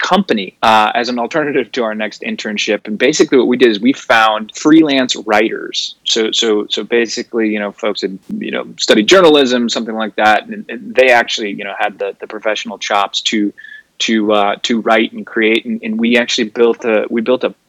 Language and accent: English; suburbs outside of Chicago, Illinois, United States; moved away as an adult; now in New York, United States; I grew up in the suburbs outside of Chicago